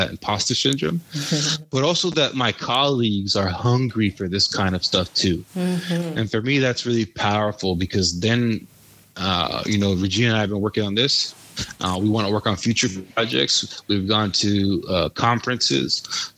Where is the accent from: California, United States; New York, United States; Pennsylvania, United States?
California, United States; San Diego; from San Diego